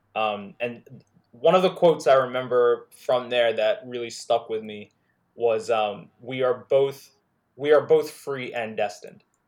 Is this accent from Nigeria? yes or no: yes; Nigeria; also born or lived in Netherlands; now in United States; in Nigeria, like, I, I remember growing up on Thundercats